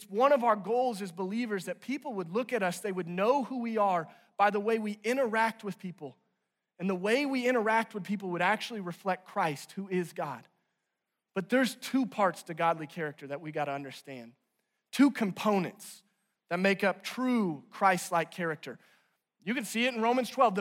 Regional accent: Branson, Missouri, United States; now in Northwest Arkansas, United States; I'm originally from Branson, Missouri

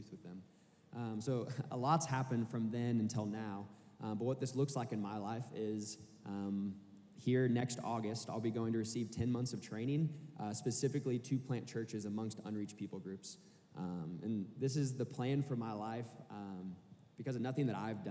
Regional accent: Kansas City, Missouri, United States; moved away as an adult; now in Arkansas, United States; I'm originally from Kansas City, Missouri, and I came down to Arkansas to go to school here

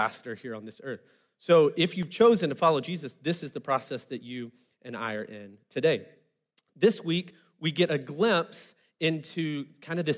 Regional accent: Arkansas, United States; I'm from Arkansas, so I'm used to things being a little low-key

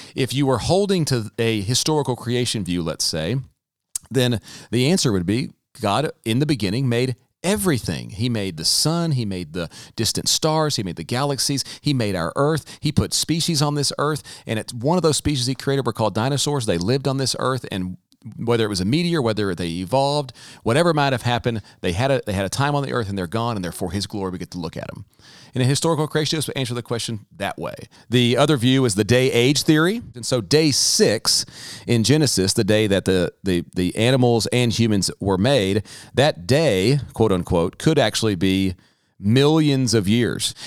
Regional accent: the South, United States; growing up in the South, myself included

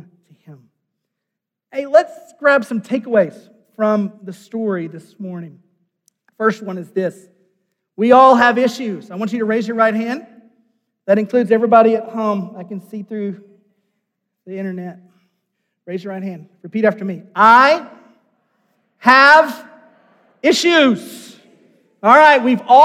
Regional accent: United States; as an American

